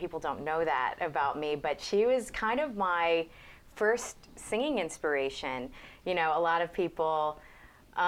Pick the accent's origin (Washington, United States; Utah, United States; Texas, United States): Texas, United States; Dallas; moved away as an adult; also born or lived in Houston, Texas / Austin, Texas; now in New York, United States; I was born in Houston, and then we moved to Dallas when I was probably about 9-ish. And then I moved to Austin to go to college and stayed there for a while, but my family still lives in Dallas, so I guess I'm considered a Dallasite